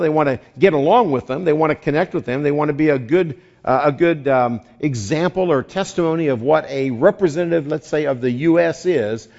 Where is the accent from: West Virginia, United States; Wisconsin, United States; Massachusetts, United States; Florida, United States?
West Virginia, United States; now in California, United States; I grew up there. It's a whole separate nation